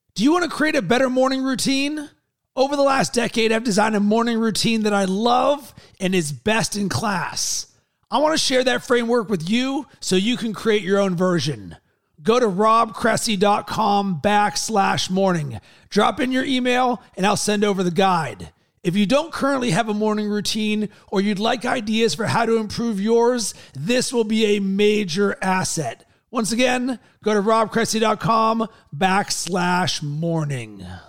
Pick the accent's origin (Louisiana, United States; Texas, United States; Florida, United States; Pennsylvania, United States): Pennsylvania, United States; Pittsburgh; I'm from Pittsburgh